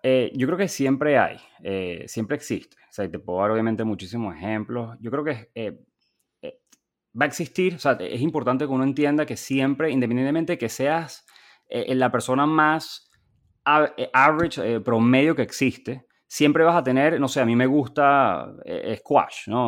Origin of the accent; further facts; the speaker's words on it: Venezuela; moved away as an adult; also born or lived in Chile / Boston; now in United States; yo nací, crecí en Venezuela